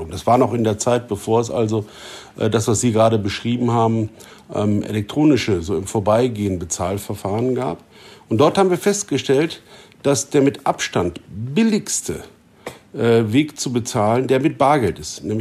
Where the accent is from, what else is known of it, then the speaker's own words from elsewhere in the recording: Germany; Wir als Deutsche liegen mit der Schweiz, mit den Österreichern in der Mitte